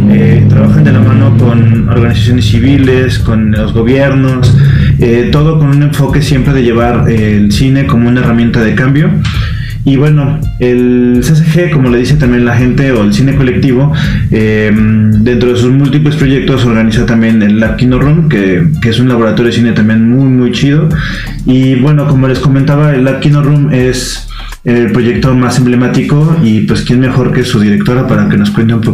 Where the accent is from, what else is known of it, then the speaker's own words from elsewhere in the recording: Colombia; now in León, Mexico; soy colombiano